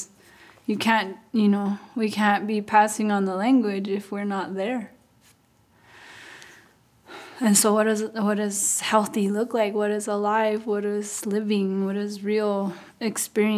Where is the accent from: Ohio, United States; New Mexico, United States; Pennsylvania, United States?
New Mexico, United States; Santa Clara Pueblo; I'm from Santa Clara Pueblo.